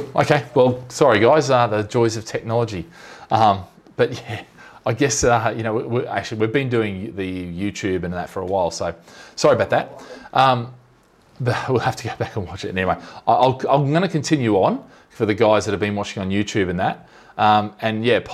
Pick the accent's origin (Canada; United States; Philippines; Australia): Australia; now in Singapore; I'm Aussie